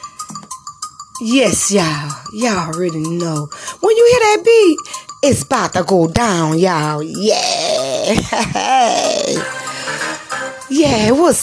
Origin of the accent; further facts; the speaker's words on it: New Orleans, Louisiana, United States; now in Hattiesburg, United States; coming from New Orleans, Louisiana, my hometown